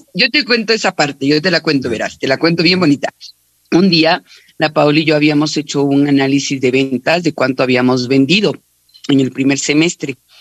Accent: Ecuador; No somos muchos los ecuatorianos que estamos vendiendo en la empresa más grande del mundo

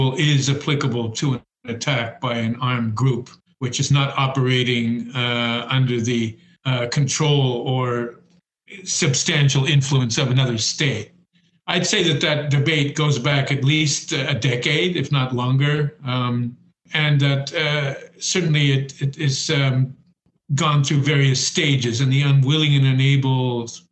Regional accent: El Paso, Texas, United States; now in Netherlands; I grew up in El Paso

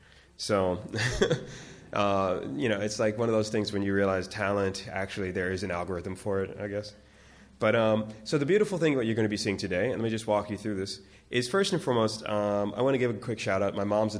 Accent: Washington, District of Columbia, United States; moved away

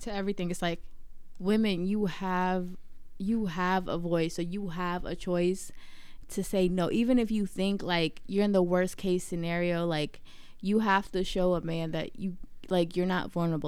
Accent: Virginia, United States; moved away; also born or lived in New York; I grew up in Virginia

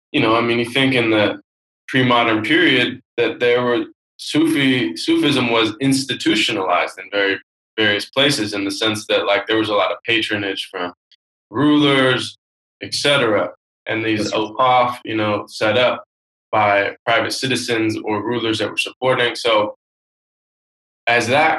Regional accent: Seattle, Washington, United States; I grew up in Seattle, very kind of liberal West Coast city

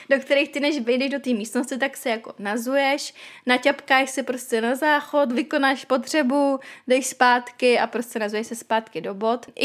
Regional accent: Czechia; also born or lived in London; tady u nás v Čechách

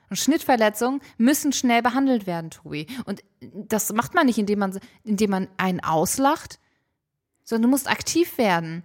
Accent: Hamburg, Germany; ich bin in Ulstedt groß geworden, das ist ein Stadtteil in Hamburg nördlich, gehört zu den Waldörfern

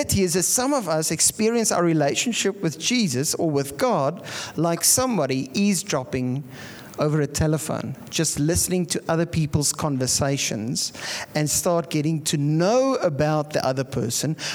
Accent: Pretoria, Gauteng, South Africa; now in Bloemfontein, South Africa; I come from Pretoria.

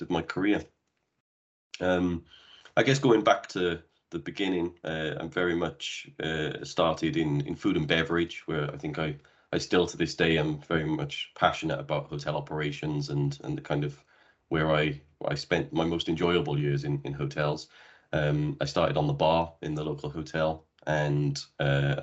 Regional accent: Cardiff, Wales, United Kingdom; moved away as an adult; also born or lived in Bristol / Brazil / Dubai; I'm originally from Wales in the UK, where I had my first hotel job back when I was 18 years of age, at a local hotel just around the corner from where I grew up

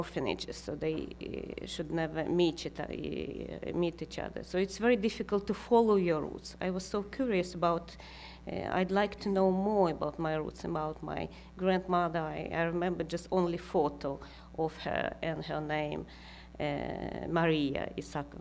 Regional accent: Karaganda, Karaganda Region, Kazakhstan; English is a second language; now in Sweden; I live in Sweden now, last 26 years. But I was born in Karaganda. If now it's Kazakhstan, but I say it's Soviet Union.

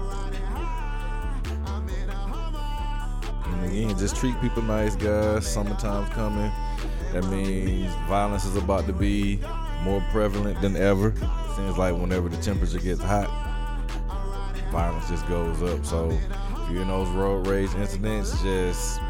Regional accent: Atlanta, Georgia, United States; I am from Atlanta.

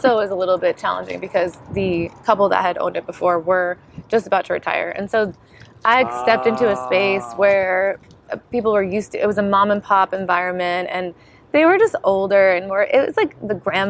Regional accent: Bakersfield, California, United States; 17 years, I'm practically native. I mean, I don't know what you're talking about. I'm from Bakersfield.

